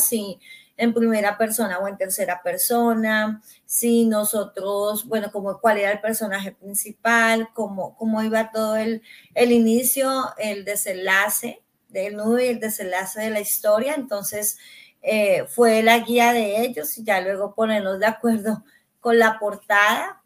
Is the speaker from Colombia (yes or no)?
yes; Colombia; now in Canada; soy colombiana